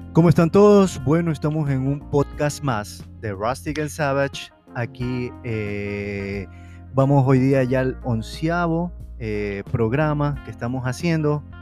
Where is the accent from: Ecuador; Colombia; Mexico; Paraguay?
Ecuador; Guayaquil, Guayas; also born or lived in Ambato; yo casi toda mi infancia viví en Ambato. Eh, yo vivía en Guayaquil, pero siempre viajaba a Ambato